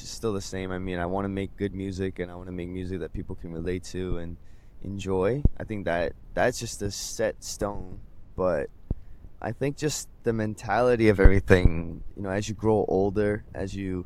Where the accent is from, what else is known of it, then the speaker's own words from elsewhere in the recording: Vancouver, British Columbia, Canada; moved away as an adult; now in South Korea; I'm in Korea now. I am from Vancouver, Canada.